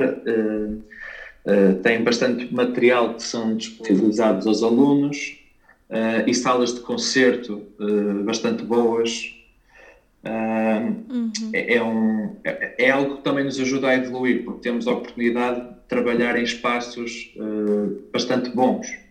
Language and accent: Portuguese; Espinho, Aveiro District, Portugal; moved away as an adult; also born or lived in Porto, Portugal / Detmold, Germany / Lisbon, Portugal; eu sou natural de Espinho